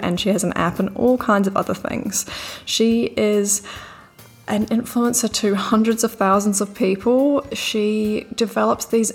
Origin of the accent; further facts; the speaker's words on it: New Zealand; also born or lived in Bondi Beach, Australia; now in Sydney, Australia; I'm from New Zealand. You might have already picked up the accent.